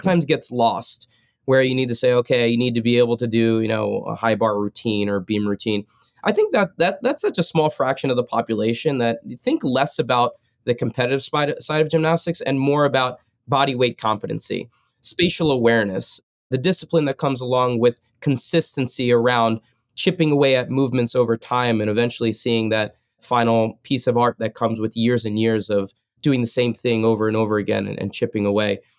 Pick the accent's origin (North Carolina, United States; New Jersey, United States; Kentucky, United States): New Jersey, United States; moved away as an adult; also born or lived in Stanford / Colorado Springs; growing up in Jersey